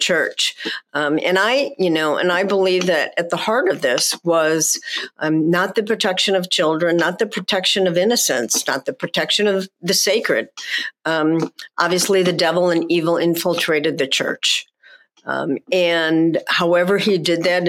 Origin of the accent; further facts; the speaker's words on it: Chicago, Illinois, United States; I grew up in Chicago